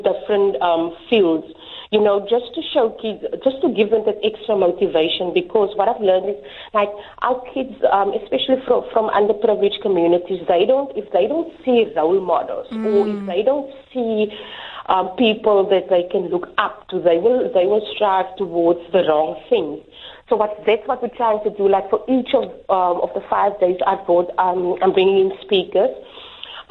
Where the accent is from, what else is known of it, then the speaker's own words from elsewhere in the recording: Bonnievale, Western Cape, South Africa; I grew up in Bonnievale, here in the Western Cape